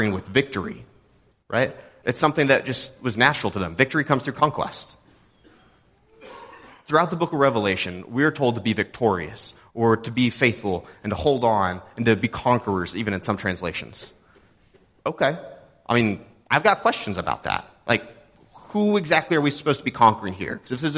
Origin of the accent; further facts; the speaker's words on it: Texas, United States; moved away; I'm from Texas.